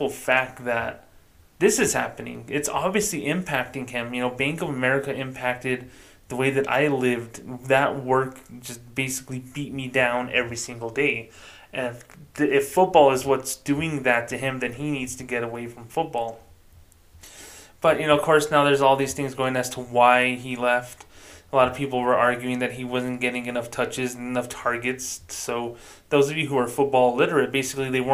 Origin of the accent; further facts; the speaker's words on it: Socorro, New Mexico, United States; I grew up in a little tiny town, Socorro, New Mexico